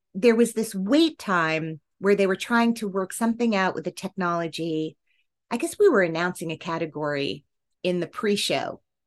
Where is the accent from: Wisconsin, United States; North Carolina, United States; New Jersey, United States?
New Jersey, United States; I grew up in New Jersey